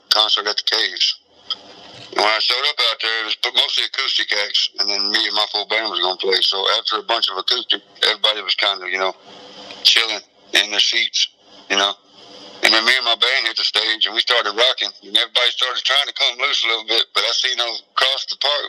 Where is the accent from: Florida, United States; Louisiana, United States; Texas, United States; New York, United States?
Texas, United States; also born or lived in Wichita, Kansas / Kentucky / Ohio / Indiana; now in Pennsylvania, United States; I was born and raised in Texas